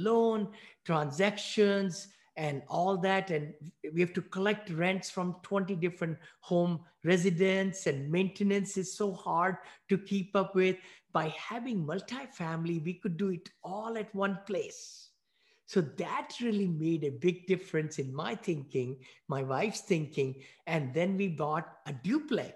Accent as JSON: {"language": "English", "town": "New Delhi", "region": "Delhi", "country": "India", "tie": "born or raised there", "also_born_or_lived": "Bowling Green, Ohio / Findlay, Ohio", "moved": "as an adult", "lives_now": "United States", "said": "I'm a mechanical engineer from New Delhi, India. I grew up there. I was born there"}